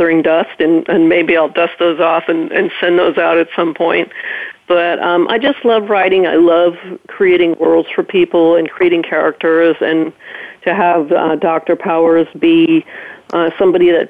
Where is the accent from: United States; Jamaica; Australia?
Jamaica; moved away; growing up in Jamaica, just, you know, it's an absolutely beautiful island, and I loved it.